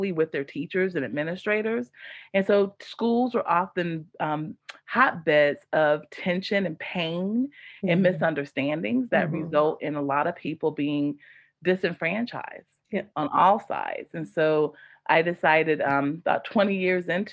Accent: Apex, North Carolina, United States; I grew up in Apex, the town of Apex, and went to all the schools like Apex Elementary, Apex Middle, Apex High.

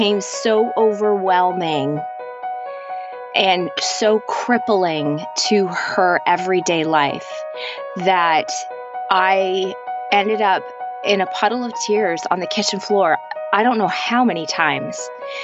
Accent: Canada; also born or lived in Toronto area, Canada / Nashville; I'm Canadian and we live just outside. We live in a city just outside of Toronto

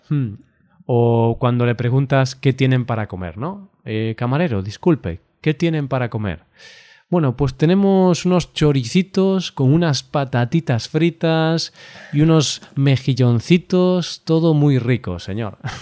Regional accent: Galicia, Spain; yo soy de Galicia, entonces aquí tenemos el idioma español, también tenemos el idioma gallego

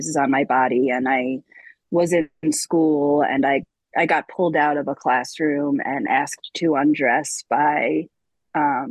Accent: Long Island, New York, United States; I grew up in New York on Long Island

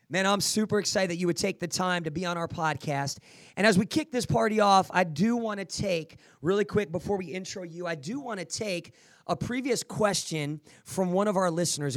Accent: New Jersey, United States; I'm Italian. I'm from Jersey.

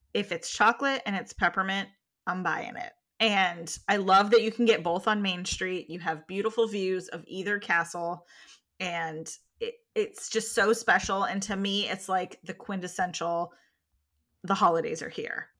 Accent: California, United States; moved away; growing up in California and going to San Francisco and going to culinary school in San Francisco

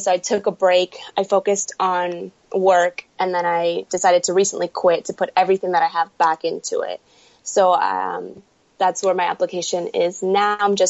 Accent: New York City, New York, United States; Yes, I'm from New York City.

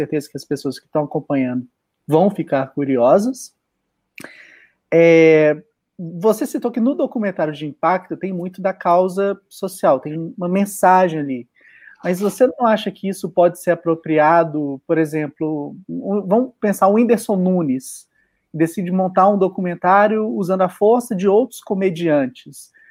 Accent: Belo Horizonte, Minas Gerais, Brazil; eu sou de BH.

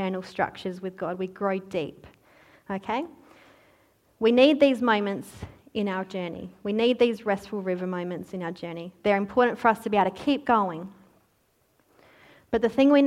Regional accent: Australia; oh, Australia

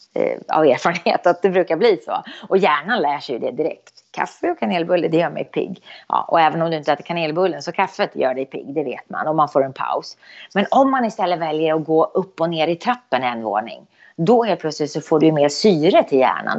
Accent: Eskilstuna, Södermanland, Sweden; Eskilstuna, det är min hemstad

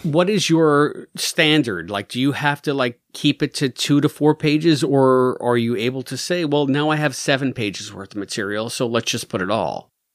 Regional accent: United States; As an American

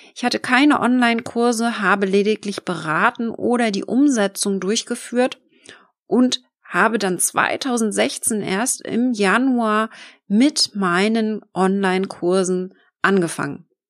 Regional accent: Schwerin, Mecklenburg-Vorpommern, Germany; wohne ich im schönen Schwerin in Mecklenburg-Vorpommern und arbeite von überall auf der Welt, bin gerne mal unterwegs in der Welt und genieße meine Selbstständigkeit mit meiner wunderschönen Homebase hier in meinem Heimatdorf

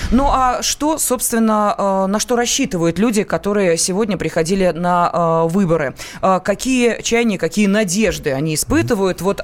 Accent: Moscow, Russia; born there; Я родилась в Москве.

